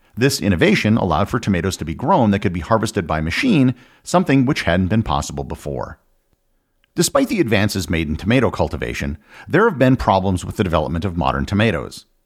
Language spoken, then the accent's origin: English; United States; I'm an American